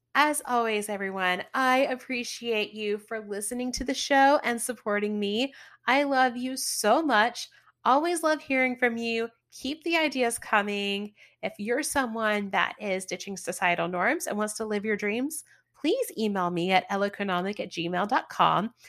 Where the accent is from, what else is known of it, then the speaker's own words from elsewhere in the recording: the South, United States; I'm from the South